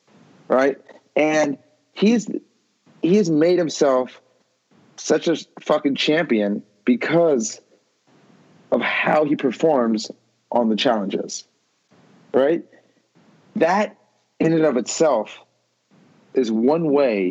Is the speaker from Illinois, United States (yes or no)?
no; Beverly Hills, California, United States; We grew up in Beverly Hills together